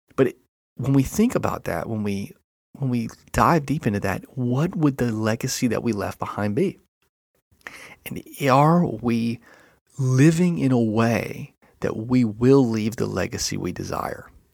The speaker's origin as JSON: {"language": "English", "town": "Enterprise", "region": "Alabama", "country": "United States", "tie": "born or raised there", "moved": "yes", "said": "my hometown, uh, Enterprise, Alabama"}